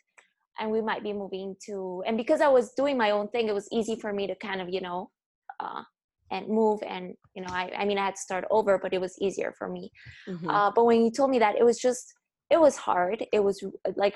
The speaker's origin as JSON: {"language": "English", "region": "La Paz", "country": "Bolivia", "tie": "born or raised there", "also_born_or_lived": "Indiana, United States / Portland, United States", "second_language": "English", "moved": "as an adult", "lives_now": "Seattle, United States", "said": "born and raised in La Paz, Bolivia, but currently hustling here in Seattle, Washington"}